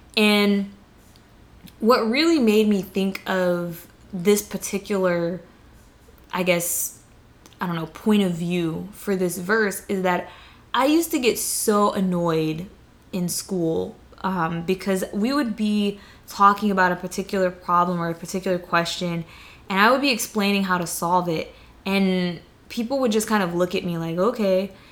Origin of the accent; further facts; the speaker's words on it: the South, United States; I'm from the South, like, that's how I was raised